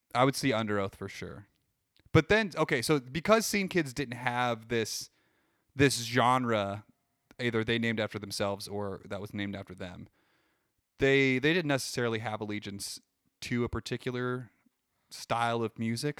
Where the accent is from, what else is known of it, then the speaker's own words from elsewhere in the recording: Midwest, United States; We're from the Midwest